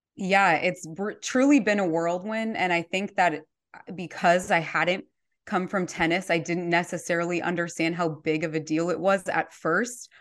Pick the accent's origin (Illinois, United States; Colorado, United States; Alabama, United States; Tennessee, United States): Colorado, United States; now in Minneapolis, United States; I'm from Colorado originally. I live in Minneapolis now